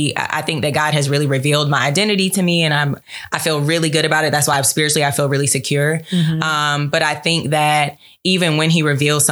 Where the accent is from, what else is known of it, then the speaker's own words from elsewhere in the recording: Charlotte, North Carolina, United States; now in Atlanta, United States; I am from Charlotte, North Carolina, turn up 704 QC, yeah. But I currently reside in Atlanta, Georgia.